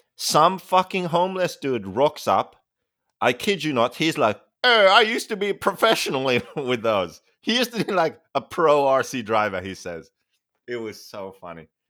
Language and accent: English; Finland; moved away; I'm from Finland